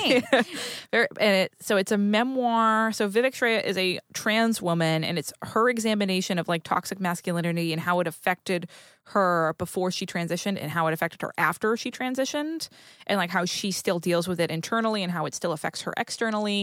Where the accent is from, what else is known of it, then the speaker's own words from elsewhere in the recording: New England, United States; I grew up in New England